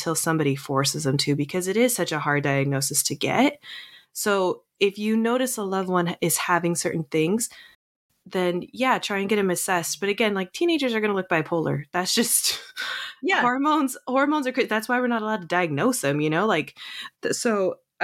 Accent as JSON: {"language": "English", "town": "Seattle", "region": "Washington", "country": "United States"}